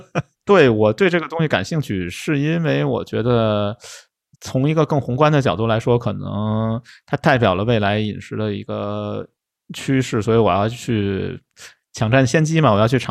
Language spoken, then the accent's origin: Chinese; China; 我觉得可能有一部分原因是，就是我们中国人对荤素这件事情，我感觉很敏感嘛。